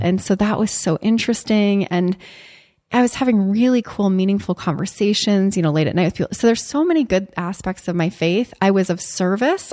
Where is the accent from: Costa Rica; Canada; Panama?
Canada; moved away as an adult; also born or lived in Chicago; as a Canadian